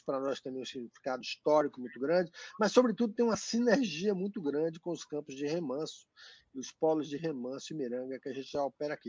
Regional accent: Salvador, Bahia, Brazil; sou soteropolitano como você

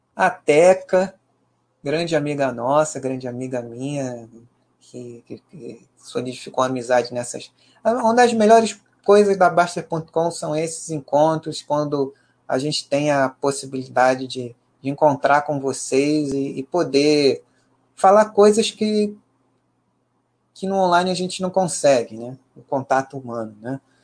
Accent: Rio de Janeiro, Brazil; nós cariocas

